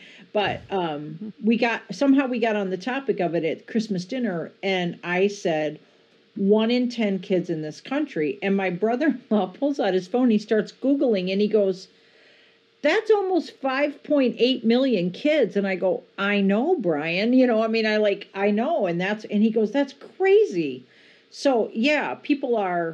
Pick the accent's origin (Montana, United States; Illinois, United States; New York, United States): Illinois, United States; Joliet; I grew up in Joliet, Illinois, which is a great band town.